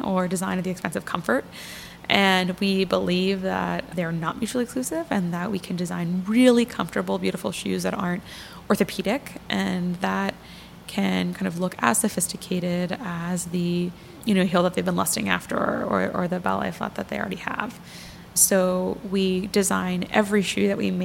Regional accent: just outside of Philadelphia, Pennsylvania, United States; moved away as an adult; also born or lived in Massachusetts; now in New York, United States; I grew up just outside of Philadelphia

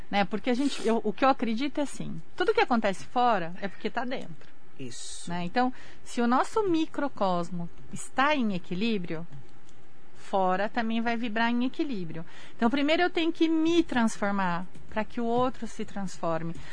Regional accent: Brazil; japonês, né? eu sou brasileira.

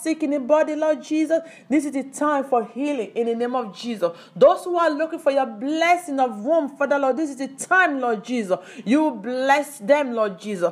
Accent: Nigeria; I belong to Yorubas, or I come to Africa, I'm Nigeria, I'm not from Cameroon, I'm not from Ghana

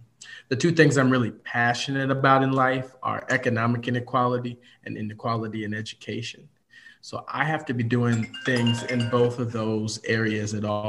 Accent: Chicago, Illinois, United States; also born or lived in Evanston, Illinois / Oak Park, Illinois; I was born in Evanston, Illinois, and now reside in Oak Park, Illinois. Grew up mostly in and around Chicago area.

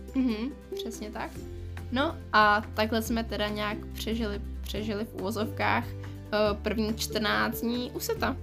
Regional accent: Czechia; my jsme jako teda z Česka

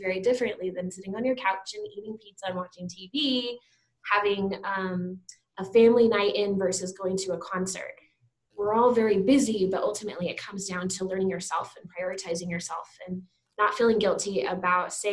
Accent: Teller County, Colorado, United States; I grew up in Colorado, up in Teller County.

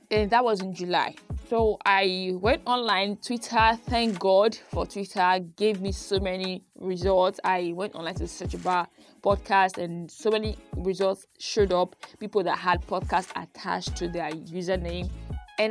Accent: Benin City, Edo, Nigeria; accent: Benin; my Benin accent

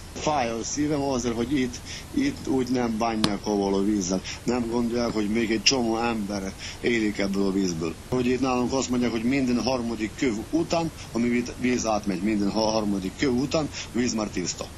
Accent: Transcarpathia, Zakarpattia Oblast, Ukraine; also born or lived in Hungary; itt nőttem föl, itt vannak az ismerősöm

